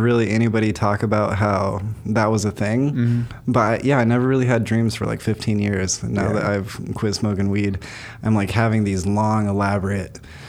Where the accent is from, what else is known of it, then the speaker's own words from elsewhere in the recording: Utah, United States; I grew up in Utah.